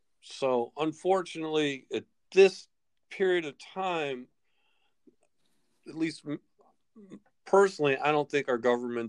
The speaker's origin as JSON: {"language": "English", "country": "United States"}